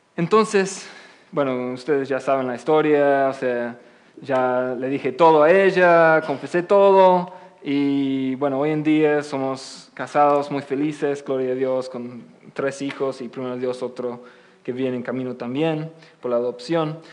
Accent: England, United Kingdom; Spanish is a second language; moved away as an adult; also born or lived in Oxford; now in United States; desde mi niñez, yo nací en Inglaterra, después pasé aquí y estoy viviendo aquí en Estados Unidos como casi 12 años

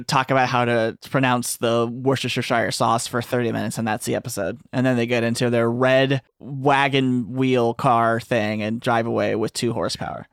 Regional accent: Texas, United States; I'm from Texas

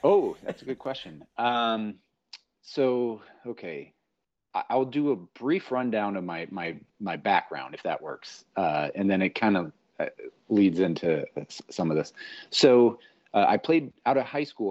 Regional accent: Sioux City, Iowa, United States; moved away; also born or lived in Minneapolis; I'm just this little punk from Sioux City, Iowa

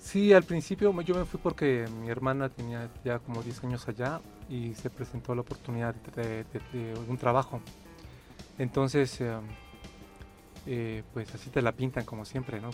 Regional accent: Ecatepec, State of Mexico, Mexico; moved away as an adult; also born or lived in Canada; now in Mexico City, Mexico; yo nací, y crecí en San Agustín, Ecatepec, hasta los 30 años

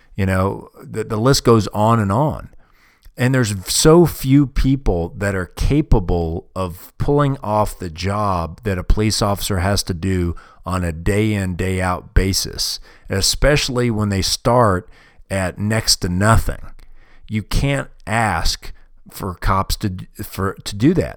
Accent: United States; I'm from America

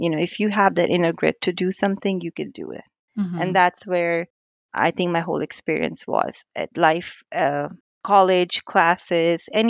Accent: India; moved away as an adult; now in United States; I was raised in India. I moved to United States at the age of 18

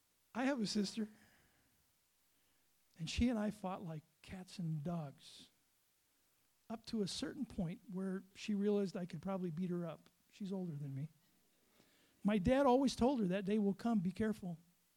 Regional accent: Lake Superior area, United States; now in South Dakota, United States; But I grew up on Lake Superior, and it was Lake Superior agates.

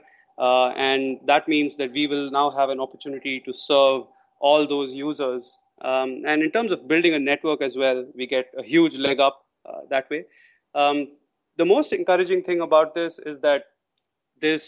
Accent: India; moved away as an adult; now in Singapore; I'm from India originally.

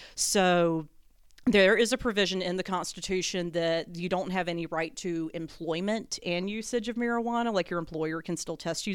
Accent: North Carolina, United States; born and raised North Carolina

